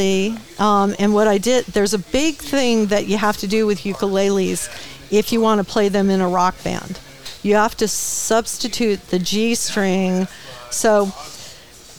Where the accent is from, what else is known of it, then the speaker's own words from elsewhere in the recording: Redondo Beach, California, United States; also born or lived in Menlo Park, California; I am from Redondo. Well, that's where we moved to after we were in Menlo Park. We moved down to Redondo Beach